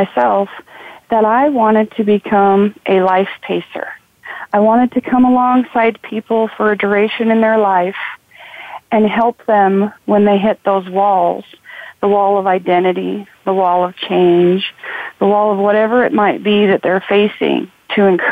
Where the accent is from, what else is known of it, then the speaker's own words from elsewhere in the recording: Idaho, United States; growing up in Idaho